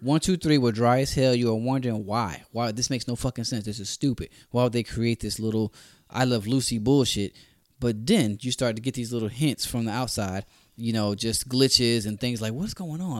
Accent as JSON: {"language": "English", "town": "Orlando", "region": "Florida", "country": "United States", "said": "We're both from Orlando"}